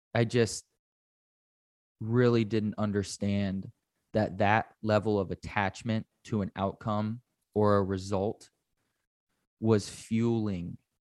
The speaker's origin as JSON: {"language": "English", "country": "United States"}